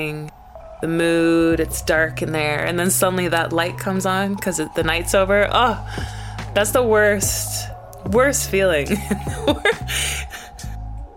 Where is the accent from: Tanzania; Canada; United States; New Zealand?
Canada; also born or lived in Brighton; now in London, United Kingdom; Where I grew up in Canada was completely different. I grew up sort of in the middle of nowhere